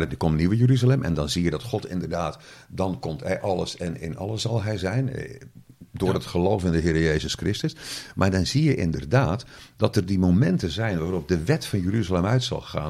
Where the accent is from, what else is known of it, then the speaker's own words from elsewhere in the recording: Zeeland, Netherlands; accent: Zeeuws; mijn Zeeuwse dialect